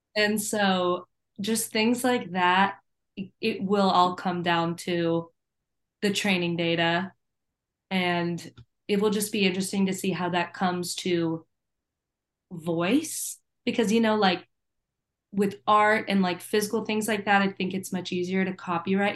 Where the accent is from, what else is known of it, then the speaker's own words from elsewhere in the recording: Virginia, United States; growing up in Virginia